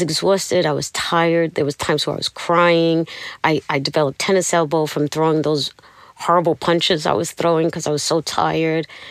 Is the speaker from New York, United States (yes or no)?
yes; New York City, New York, United States; moved away; I'm from Brooklyn